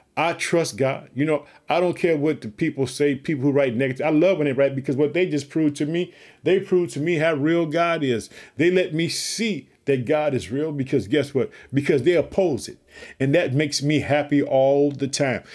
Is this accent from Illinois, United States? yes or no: yes; Illinois, United States